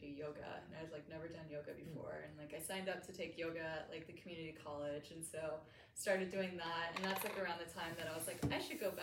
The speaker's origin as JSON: {"language": "English", "country": "Canada", "also_born_or_lived": "San Diego, United States / Bay Area, United States / Dallas, United States", "moved": "yes", "lives_now": "St. Petersburg, United States", "said": "I'm from Canada."}